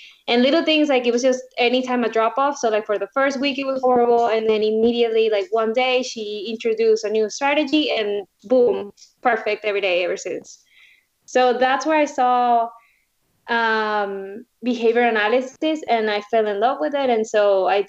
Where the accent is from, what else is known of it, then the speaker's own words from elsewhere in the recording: Venezuela; now in Florida, United States; Originally, I'm from Venezuela. I was born there and moved to the U.S. about 15 years ago.